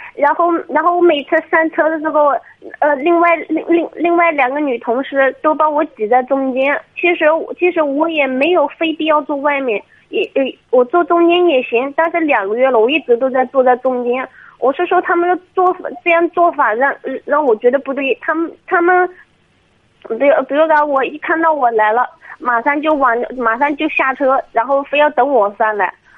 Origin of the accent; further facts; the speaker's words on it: Chizhou, Anhui, China; 是那个池，那个，呃，安徽省池州市的